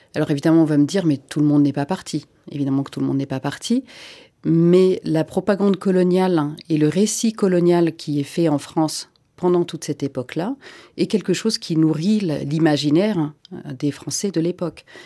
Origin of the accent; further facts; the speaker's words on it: Senegal; French is a second language; moved away; also born or lived in Finland; Je ne suis pas française de naissance, donc non, j'ai appris le français en allant à l'école sénégalaise